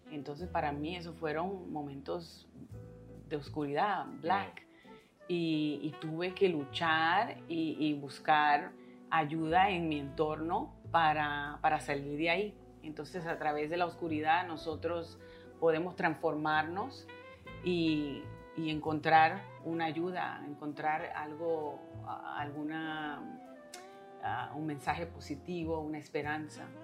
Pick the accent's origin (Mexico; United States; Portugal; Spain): United States; New York; born there; yo nací acá en Nueva York, en Queens, en Corona